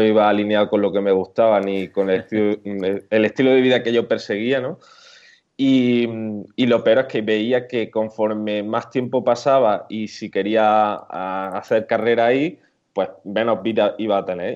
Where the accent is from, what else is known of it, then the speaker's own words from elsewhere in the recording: Córdoba, Andalusia, Spain; accent: southern; also born or lived in Málaga; now in Granada, Spain; por el acento notaréis que, soy del sur, soy de Córdoba, aunque ahora mismo vivo en Granada